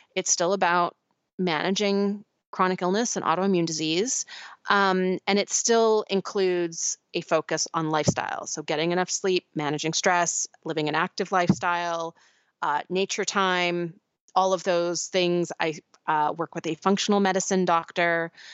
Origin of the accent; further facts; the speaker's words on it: Pacific Northwest, United States; where I grew up in the Pacific Northwest